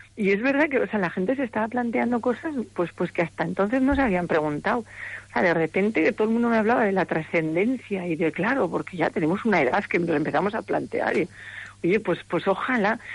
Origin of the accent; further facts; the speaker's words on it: Navarre, Spain; yo soy navarra, los navarros somos así como secos